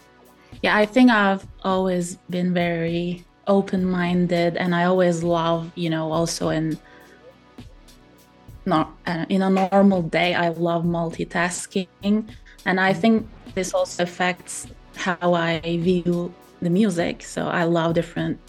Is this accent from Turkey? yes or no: yes; Turkey; now in Italy; I'm based in Italy, but I was born in Turkey.